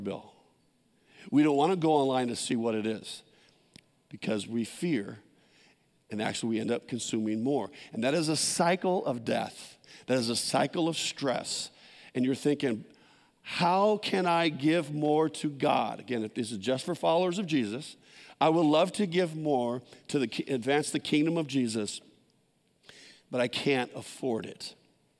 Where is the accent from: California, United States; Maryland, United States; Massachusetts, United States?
California, United States; San Jose; I grew up in San Jose, all concrete, no gardens